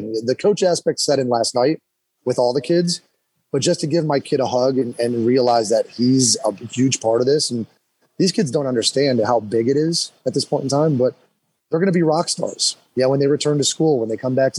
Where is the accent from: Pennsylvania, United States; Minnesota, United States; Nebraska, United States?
Pennsylvania, United States; Scranton; I grew up in the Scranton area